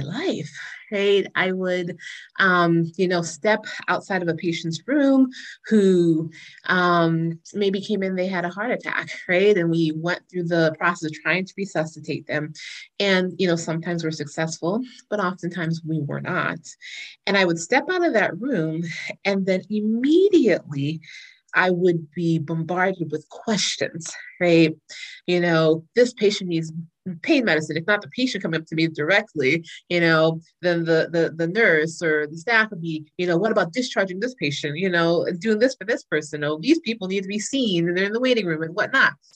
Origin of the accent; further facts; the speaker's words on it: Florida, United States; moved away as an adult; also born or lived in North Carolina / New York; I was raised in Florida